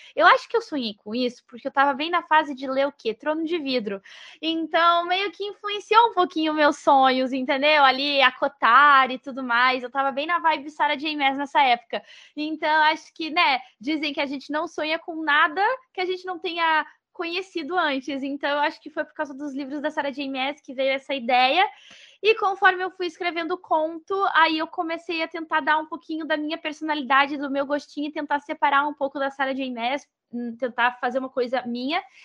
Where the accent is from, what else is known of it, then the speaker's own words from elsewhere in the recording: Rio Grande do Sul, Brazil; moved away as an adult; now in Florianópolis, Brazil; eu sou gaúcha, mesmo que eu moro em Florianópolis, eu sou gaúcha, então a galera do Rio Grande do Sul é, pertenço